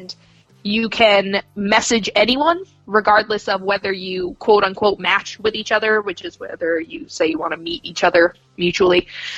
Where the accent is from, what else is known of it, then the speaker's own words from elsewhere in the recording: Maine, United States; moved away; also born or lived in Florida / New Jersey / Arkansas / London; I guess for the purposes of this podcast, I was from Maine. I've moved to Florida. I've lived in Jersey. I've lived in Arkansas. I've lived in London.